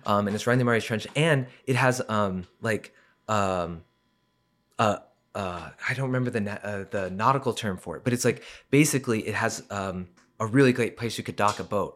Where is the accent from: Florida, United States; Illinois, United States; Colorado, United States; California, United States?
Colorado, United States; Colorado Springs; I was born in Colorado Springs